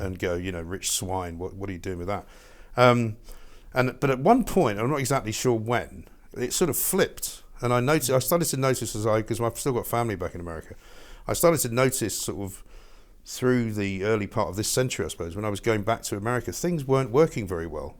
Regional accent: England, United Kingdom; accent: English; moved away as an adult; also born or lived in New York, United States; my English accent

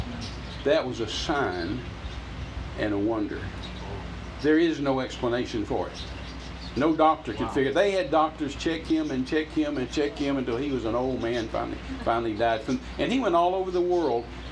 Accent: Midland, Texas, United States; I'm from Midland, that's 20 miles away

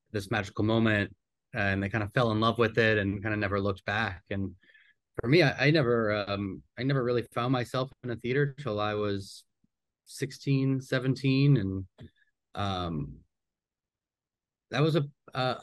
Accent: New Orleans, Louisiana, United States; I grew up here in New Orleans

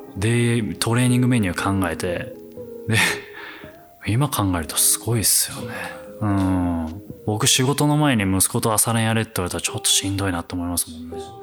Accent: Saitama, Japan; moved away as an adult; now in Netherlands; 僕は埼玉の浦和出身でもうちっちゃい頃から近くに浦和レッズがあって

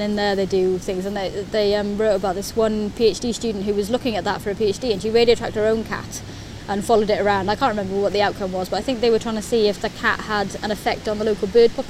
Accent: Wales, United Kingdom; moved away as an adult; I am Welsh.

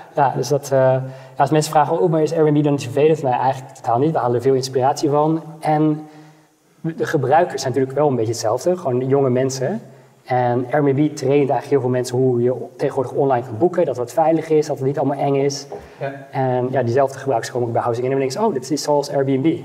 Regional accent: Netherlands; als Nederlanders

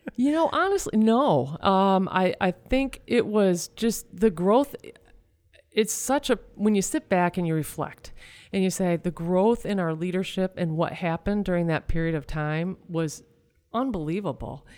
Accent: Michigan, United States; we're from Michigan

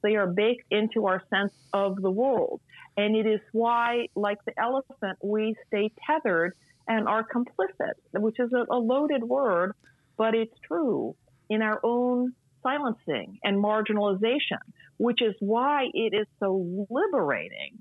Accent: United States; as an American

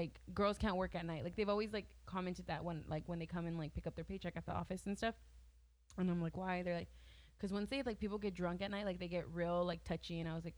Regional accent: the Valley, Texas, United States; We're all from the fucking valley

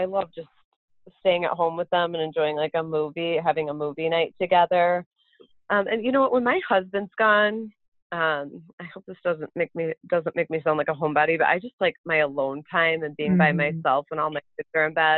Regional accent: Madison, Wisconsin, United States; moved away as an adult; I grew up in Madison, Wisconsin my whole life

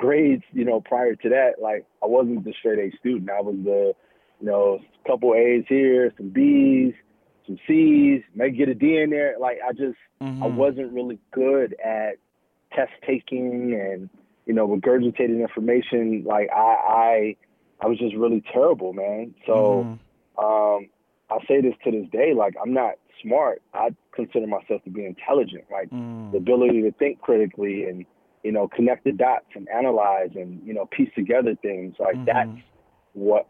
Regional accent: Chicago, Illinois, United States; now in New York, United States; I was born and raised in Chicago

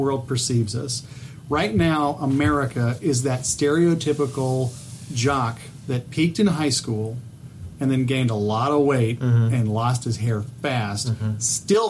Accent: Atlanta, Georgia, United States; I'm from Atlanta.

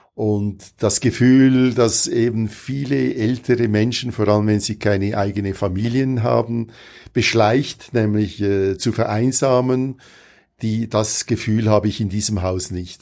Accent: Switzerland; moved away; Wir äh, als Schweizer

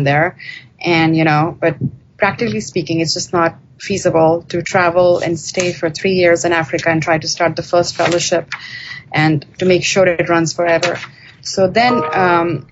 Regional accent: India; moved away; I grew up in India

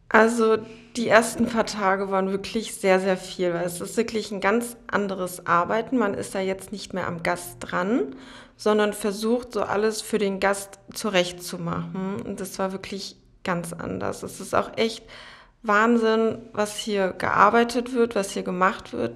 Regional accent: Berlin, Germany; also born or lived in Frankfurt am Main; now in Potsdam, Germany; Ich bin in Berlin geboren und bin damals vor knapp, also vor zehn Jahren, sind meine Familie und ich nach Frankfurt am Main gezogen

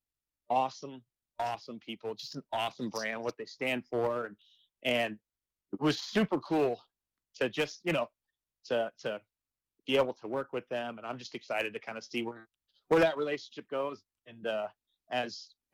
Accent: Arizona, United States; I'm from Arizona

